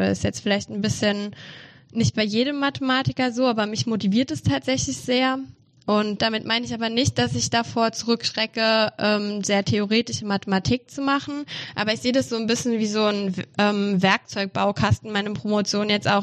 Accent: Saarland, Germany; moved away as an adult; now in Mannheim, Germany; Also ich komme ursprünglich aus dem Saarland

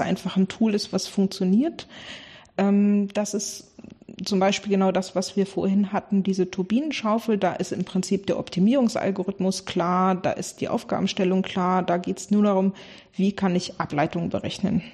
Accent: Bremerhaven, Bremen, Germany; ich komme ursprünglich aus Bremerhaven

